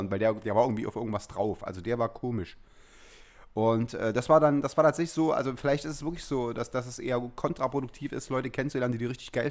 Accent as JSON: {"language": "German", "region": "East Germany", "country": "Germany", "said": "ich bin ja bei, als Ossi sozusagen ähm, und mit so einer äh, Kindheit in den 80ern"}